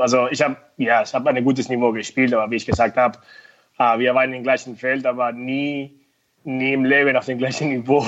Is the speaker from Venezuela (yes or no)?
yes; Venezuela; German is a second language; moved away as an adult; also born or lived in United States; now in Höhr-Grenzhausen, Germany; ich komme aus Venezuela